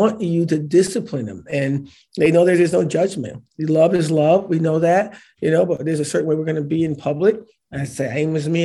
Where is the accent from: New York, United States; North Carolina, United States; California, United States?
New York, United States; Syracuse; I'm from a small town. I'm from Syracuse